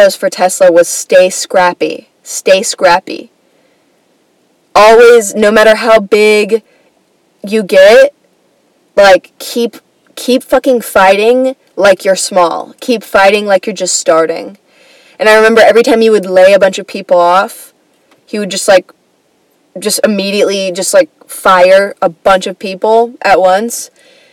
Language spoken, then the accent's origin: English; Atlanta, Georgia, United States; I grew up in Atlanta, like the Atlanta area, kind